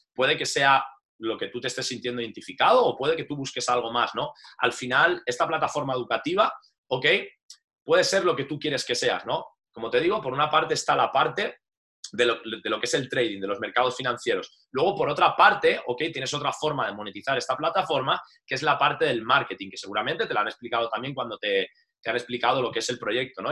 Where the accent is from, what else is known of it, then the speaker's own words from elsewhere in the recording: Valencia, Valencian Community, Spain; moved away as an adult; also born or lived in Madrid; soy de Valencia y nada, me fui destinado pues a Madrid, estuve más de 11 años